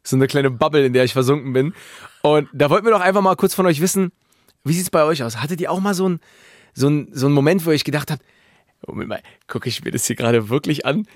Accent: Berlin, Germany; in Berlin, mhm. wo ich herkomme

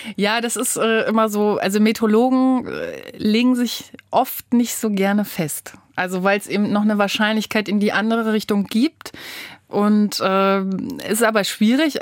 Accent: Rostock, Mecklenburg-Vorpommern, Germany; now in Braunschweig, Germany; Ich komme von der Küste aus Rostock, da bin ich geboren

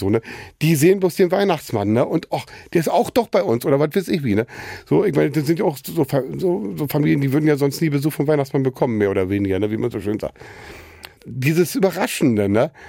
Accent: Losenrade, Saxony-Anhalt, Germany; moved away as an adult; also born or lived in Wittenberge, Brandenburg; Brandenburg-Sachsen-Anhalt, also Wittenberge geboren und in Losenrade ist in Sachsen-Anhalt. Da bin ich aufgewachsen. So und ja, bis zu meinem 26. Lebensjahr war ich dort gewesen.

